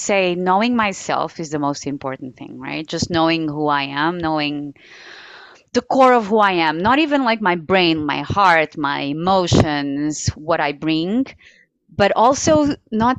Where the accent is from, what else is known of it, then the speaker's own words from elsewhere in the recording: Portugal; moved away as an adult; also born or lived in Guinea-Bissau / United States; So Portugal, which is my home country, I'm very much, you know, white. So I have been raised in a somewhat conservative family